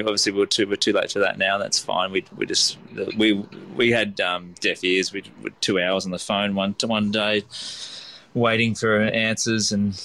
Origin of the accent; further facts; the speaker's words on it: Lennox Head, New South Wales, Australia; we're going to try and replicate that, the childhood that I had growing up in Lennox Head.